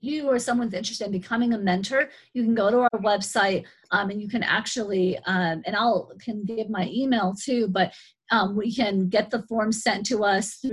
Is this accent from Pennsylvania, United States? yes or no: no; Gallup, New Mexico, United States; I grew up in Gallup. My parents are originally from New York and we moved here when I was small. So I've been raised pretty much in New Mexico as a child